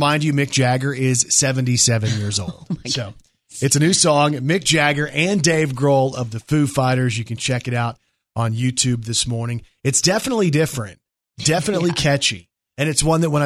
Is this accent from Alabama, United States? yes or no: no; Plano, Texas, United States; I grew up in Texas, again, in Plano, which is right near Dallas